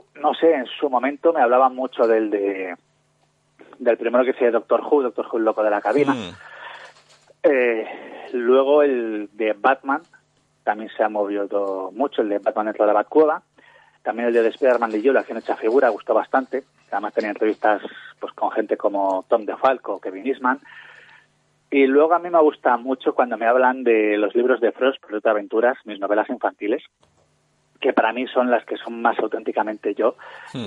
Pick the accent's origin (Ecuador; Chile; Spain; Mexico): Spain; Valladolid, Castile and León; yo soy de Valladolid